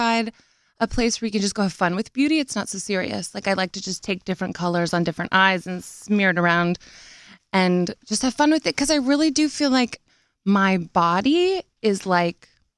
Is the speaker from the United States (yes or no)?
yes; Nashville, Tennessee, United States; I'm from Nashville